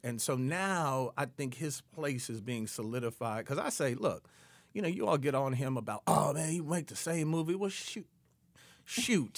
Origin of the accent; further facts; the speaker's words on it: Detroit, Michigan, United States; moved away; I grew up in Detroit